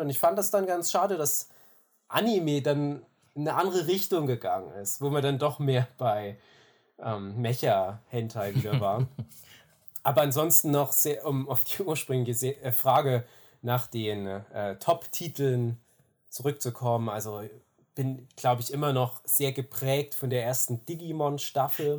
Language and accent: German; Erzgebirge, Saxony, Germany; ich bin Aus dem Erzgebirge ursprünglich